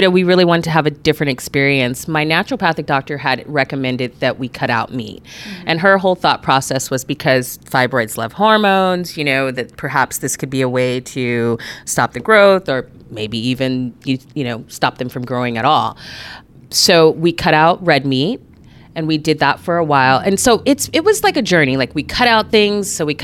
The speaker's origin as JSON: {"language": "English", "town": "Anchorage", "region": "Alaska", "country": "United States", "tie": "born or raised there", "said": "I am born and raised here in Anchorage"}